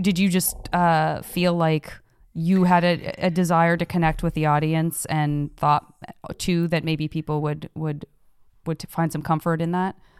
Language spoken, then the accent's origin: English; Tucson, Arizona, United States; moved away; I'm originally from Tucson, Arizona